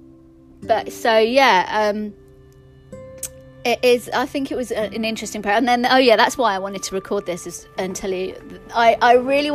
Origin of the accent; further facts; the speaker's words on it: Hyderabad, Telangana, India; I'm not Tamil, I'm from Hyderabad. We're Andhra Pradesh, we're Telanganas